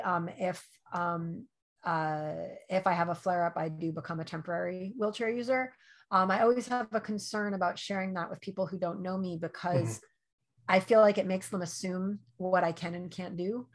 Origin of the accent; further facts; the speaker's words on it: New York, United States; I grew up in New York. I did not grow up in LA.